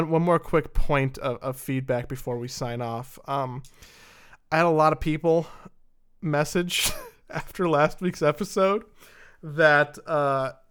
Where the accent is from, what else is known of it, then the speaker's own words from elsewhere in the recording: New Jersey, United States; I'm like from Joyzy here. I'm a crazy person.